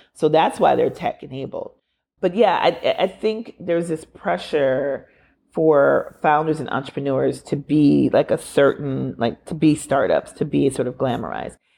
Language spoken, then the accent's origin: English; Minneapolis, Minnesota, United States; George Floyd was murdered six blocks away from where I went to elementary school. I'm from Minneapolis.